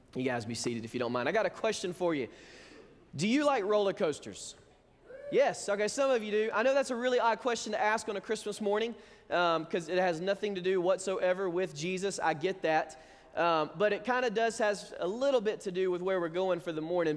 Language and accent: English; Alabama, United States; moved away; we grew up in Alabama